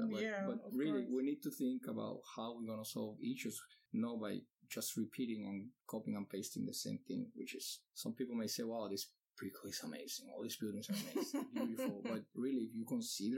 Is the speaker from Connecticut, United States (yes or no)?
no; Miami, Florida, United States; because I'm from Miami, you're living in Miami now